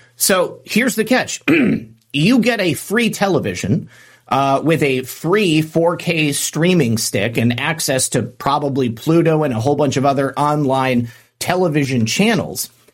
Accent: United States; as an American

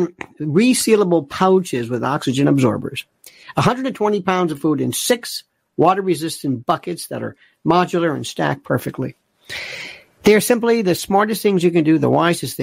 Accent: United States; I'm an American, and I oftentimes find problems with my country.

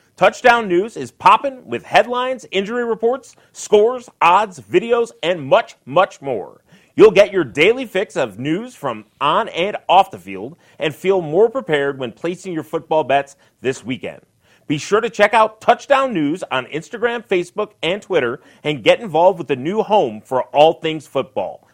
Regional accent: Detroit, Michigan, United States; I grew up in Detroit

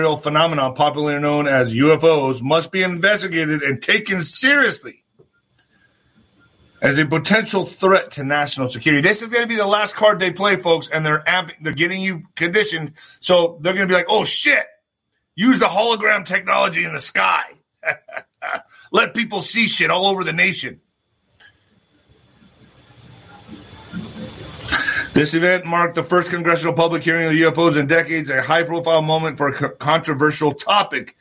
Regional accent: El Paso, Texas, United States; in El Paso lately in my hometown

